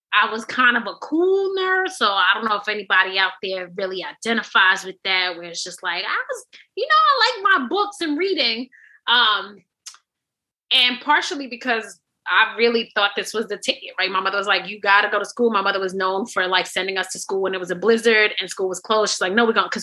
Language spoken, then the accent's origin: English; New York City, New York, United States; I grew up on Carlton and Atlantic and in Two Tones Projects over there